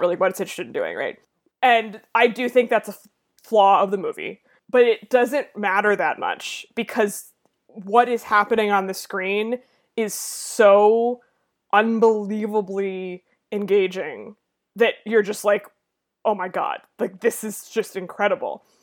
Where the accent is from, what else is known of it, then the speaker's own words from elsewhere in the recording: United States; I am an American person over the age of, I don't know, twenty-seven